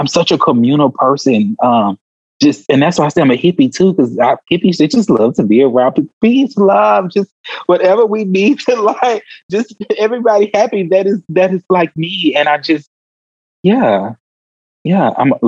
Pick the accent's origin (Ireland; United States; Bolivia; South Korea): United States; Houston, Texas; I grew up in South Park, Houston, Texas